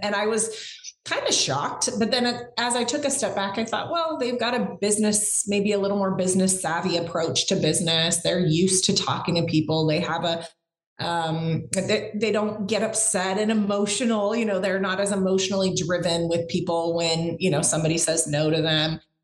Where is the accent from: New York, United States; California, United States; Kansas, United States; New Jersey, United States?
California, United States; growing up in California